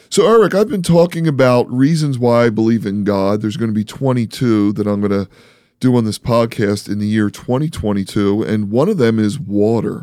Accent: East Coast, United States; accent: East Coast; I'm from the East Coast, so we say water funny.

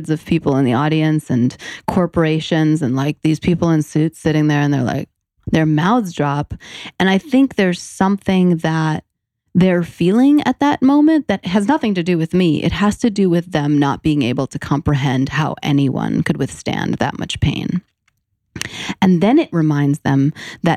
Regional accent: New York City, New York, United States; I'm born and raised in New York City

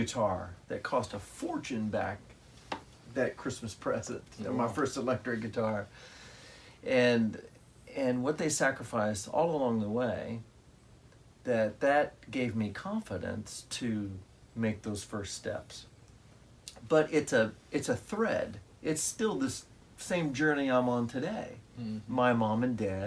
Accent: Mahomet, Illinois, United States; I grew up in Mahomet, Illinois, which is 9 miles from Champaign

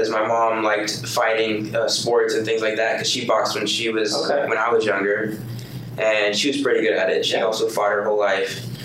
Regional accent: Shreveport, Louisiana, United States; moved away as an adult; I was born and raised in Louisiana, the Shreveport, the Northwest area

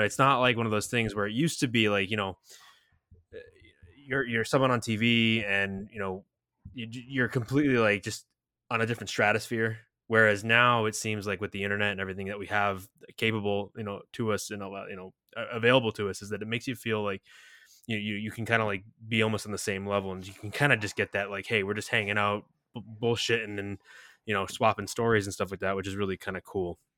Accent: New England, United States; we're both from New England, so, like, originally

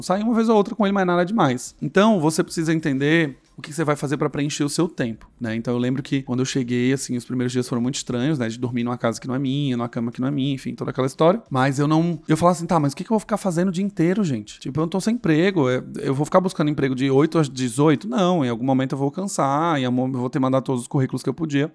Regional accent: Aracaju, Sergipe, Brazil; moved away as an adult; now in São Paulo, Brazil; eu sou sergipano, eu sou de Aracaju, me mudei para São Paulo, dia 22 de março de 2012

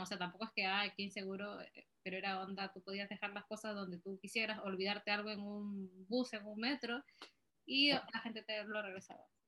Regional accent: Peru; moved away; salí también de Perú

